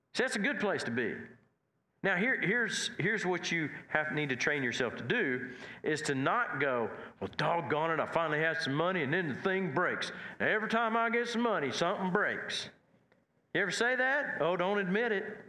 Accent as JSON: {"language": "English", "area": "Nash and Watonga area", "region": "Oklahoma", "country": "United States", "said": "I was more from Nash and, and Watonga area"}